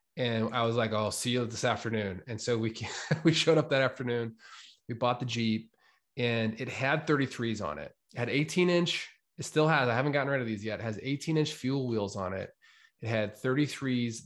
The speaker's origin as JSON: {"language": "English", "country": "United States", "also_born_or_lived": "New York", "moved": "yes", "lives_now": "Boise, United States", "said": "I was from Weezer in Ontario"}